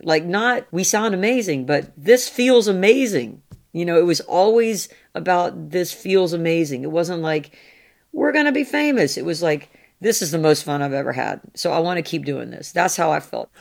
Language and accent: English; the American South, United States; I'm a Southerner.